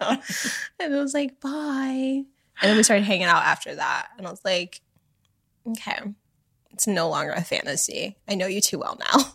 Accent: Canada; moved away; also born or lived in Miami, Florida, United States; I grew up in Canada, but in Miami, too.

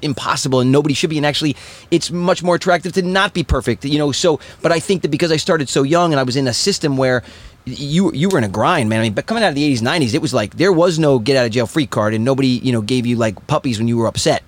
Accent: East Coast, United States; I'm from East Coast

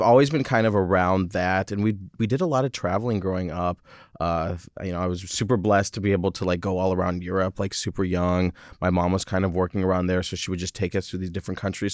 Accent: Michigan, United States; moved away; also born or lived in France; my mom French, dad is American. Mm-hmm. And I grew up in Michigan

